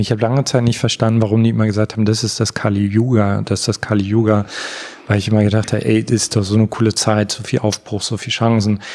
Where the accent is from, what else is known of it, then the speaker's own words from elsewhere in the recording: Görlitz, Saxony, Germany; moved away; also born or lived in Berlin; auf eine Familienfeier gehe in Görlitz, da wo ich herkomme